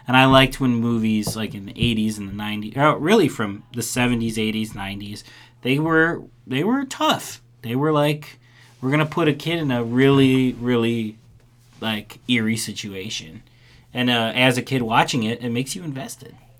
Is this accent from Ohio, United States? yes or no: no; Chicago, Illinois, United States; I grew up in in Chicago